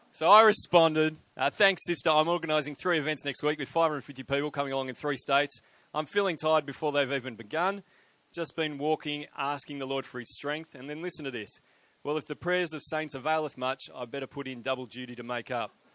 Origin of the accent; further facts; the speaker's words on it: Sydney, New South Wales, Australia; I am from Sydney, uh, but I but I just I just purchased a property in Brisbane